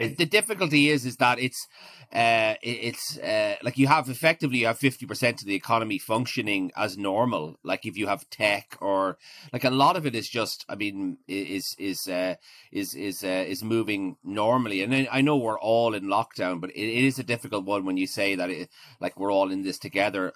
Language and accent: English; Maynooth, County Kildare, Ireland; moved away as an adult; also born or lived in Clondalkin, Dublin / Galway / Edinburgh; most most of my my childhood was spent was spent in Maynooth